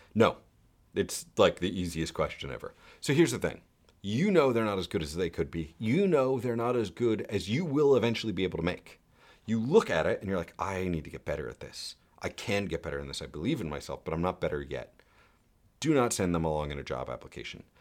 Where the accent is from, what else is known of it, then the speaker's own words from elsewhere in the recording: New York, United States; as a New Yorker